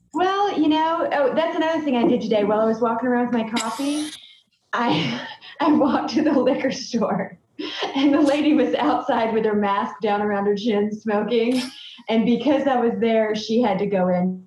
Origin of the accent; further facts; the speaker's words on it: Boiling Springs, South Carolina, United States; now in Michigan, United States; when I was growing up in South Carolina, I was tan and blonde